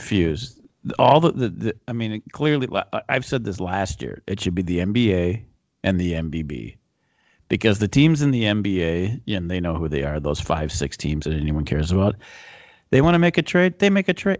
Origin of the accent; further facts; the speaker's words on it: Minnesota, United States; We're from Minnesota